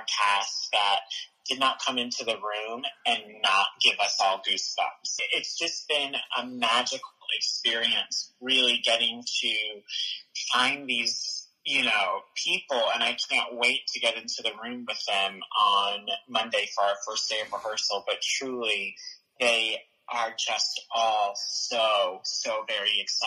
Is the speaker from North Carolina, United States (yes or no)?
yes; Raleigh, North Carolina, United States; I'm from Raleigh, North Carolina